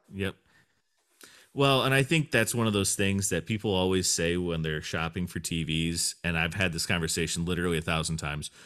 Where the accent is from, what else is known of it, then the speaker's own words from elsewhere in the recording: United States; I am an American man